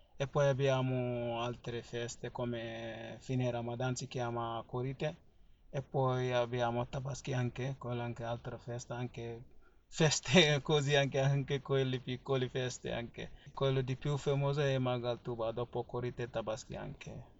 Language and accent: Italian; Senegal; first language Fula; Italian is a second language; now in Italy; poi abbiamo altre lingue, si chiama Wolof, quello si parlano quasi tutti in Senegal, così, e dopo abbiamo tanti lingue diversi di, di, ah, dialetto, perché abbiamo Fula come mia lingua madre